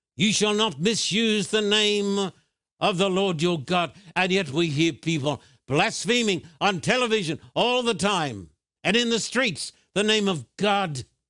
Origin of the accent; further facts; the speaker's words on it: Australia; moved away; When I was a boy growing up in Australia, I went to a state school